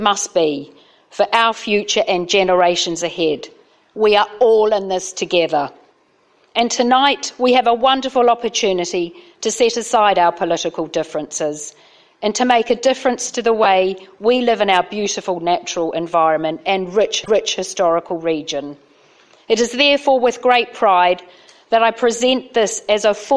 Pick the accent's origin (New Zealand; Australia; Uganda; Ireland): New Zealand; now in Uttlesford, United Kingdom; I'm here tonight as a Kiwi councillor